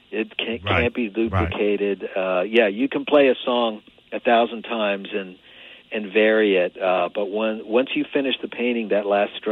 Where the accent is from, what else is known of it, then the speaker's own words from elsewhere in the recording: Long Island, New York, United States; I grew up on Long Island